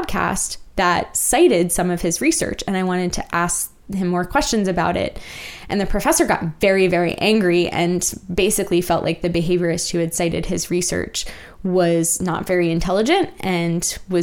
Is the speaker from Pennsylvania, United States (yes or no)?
no; Virginia, United States; moved away as an adult; also born or lived in Lawrence, Kansas; now in Kansas City area, United States; I'm from Virginia